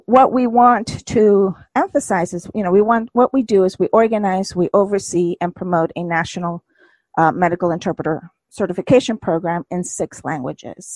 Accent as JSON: {"language": "English", "country": "United States", "tie": "born or raised there", "also_born_or_lived": "Mexico", "said": "I was raised in the United States"}